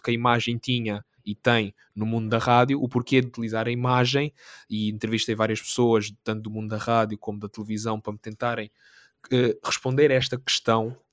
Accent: Algarve, Portugal; moved away as an adult; now in Lisbon, Portugal; eu sou do Algarve e vim de propósito para Lisboa para tirar o meu mestrado

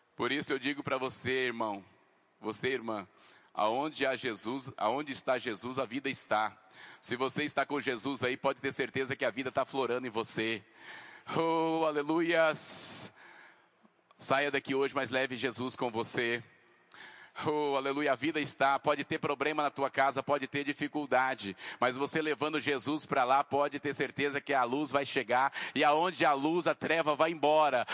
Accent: Mato Grosso do Sul, Brazil; moved away as an adult; now in Mato Grosso, Brazil; eu sou lá do Mato Grosso do Sul. Eu vim para cá, para o Mato Grosso.

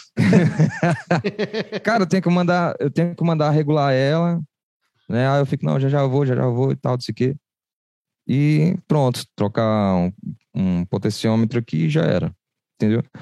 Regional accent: Recife, Pernambuco, Brazil; now in Fortaleza, Brazil; eu cresci em Recife

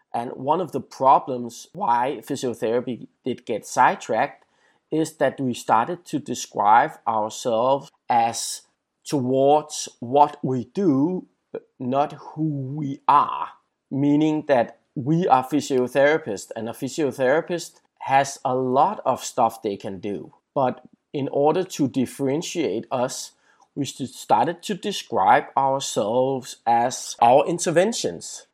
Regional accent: Denmark; in my home country, Denmark

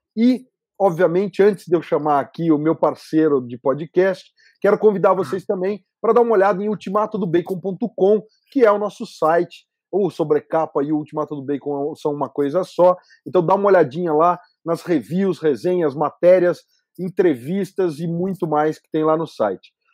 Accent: Brazil; como brasileiro

